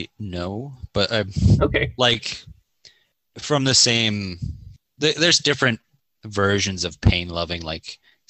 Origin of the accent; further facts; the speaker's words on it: Canada; I'm Canadian.